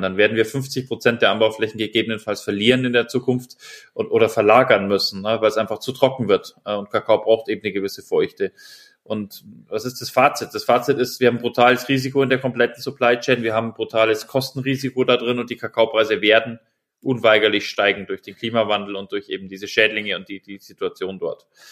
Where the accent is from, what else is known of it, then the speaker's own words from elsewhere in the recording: Germany; wir merken das ja auch als Deutsche